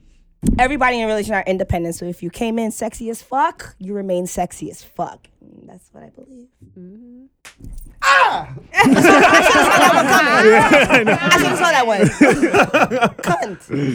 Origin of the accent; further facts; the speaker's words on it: United Kingdom; But I'm really British for real.